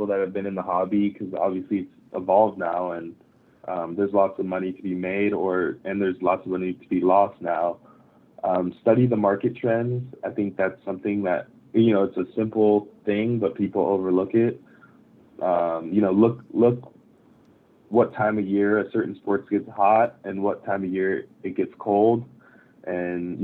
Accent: Japan; moved away; I grew up in Japan

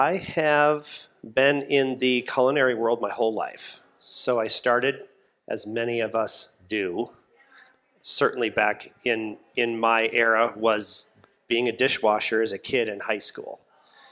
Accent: Minnesota, United States; also born or lived in St. Paul, Minnesota; where I grew up in Minnesota

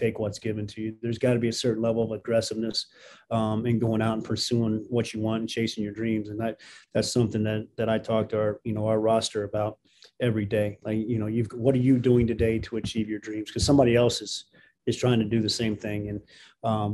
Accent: Jasper, Indiana, United States; moved away as an adult; also born or lived in Nebraska / Los Angeles, California; growing up here

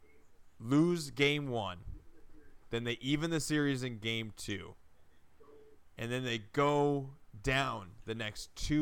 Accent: Minneapolis, Minnesota, United States; growing up in Minneapolis

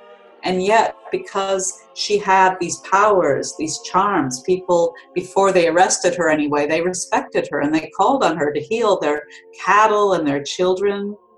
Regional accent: Minnesota, United States; moved away as an adult; now in Pendle, United Kingdom; I'm American, as you know. I was born in Minnesota. In 2002, I moved to the Pendle region in Lancashire in northern England.

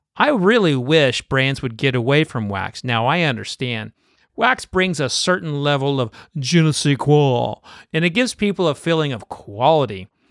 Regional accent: Oklahoma, United States; I'm from Oklahoma

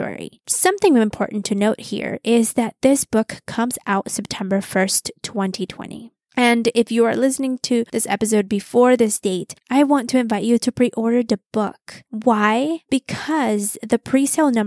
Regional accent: Mexico City, Mexico; now in United States; I was born in the U.S. and I grew up in Mexico City my whole life

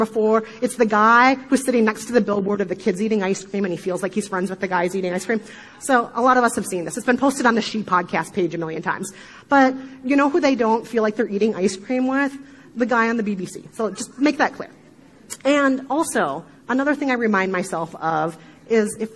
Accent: Midwest, United States; accent: Midwestern; my horrible Midwestern accent

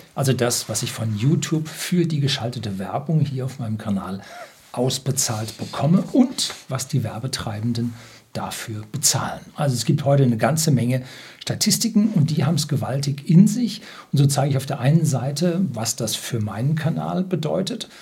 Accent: Germany; bei uns in Deutschland

